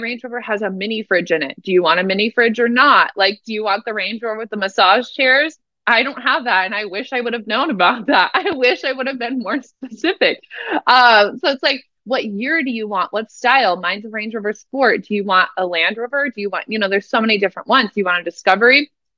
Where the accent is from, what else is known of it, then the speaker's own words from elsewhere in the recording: Omaha, Nebraska, United States; moved away; also born or lived in Lincoln, Nebraska; I'm from Nebraska originally. I like grew up in Omaha, Nebraska.